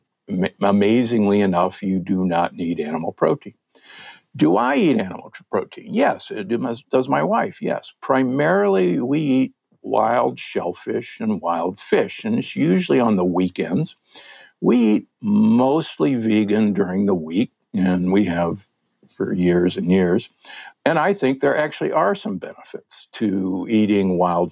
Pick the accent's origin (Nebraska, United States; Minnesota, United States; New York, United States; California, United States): Nebraska, United States; Omaha; I'm from Omaha, Nebraska, the Corn Huskers